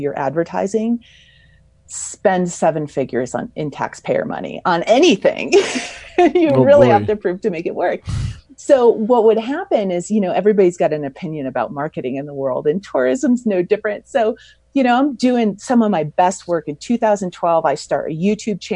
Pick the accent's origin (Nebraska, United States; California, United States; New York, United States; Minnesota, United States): California, United States; Mammoth Lakes; my hometown of Mammoth Lakes, California